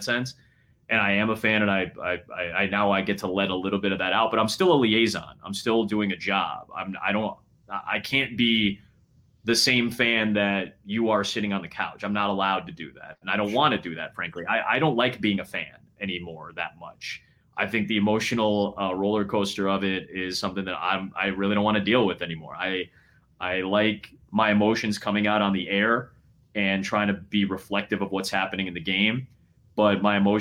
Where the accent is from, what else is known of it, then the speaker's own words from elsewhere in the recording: Chicago, Illinois, United States; I get to be in my hometown. I wake up in my own bed.